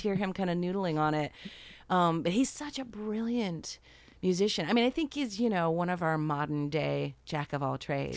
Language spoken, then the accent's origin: English; Rochester, New York, United States; moved away; I went from upstate New York, I'm from Rochester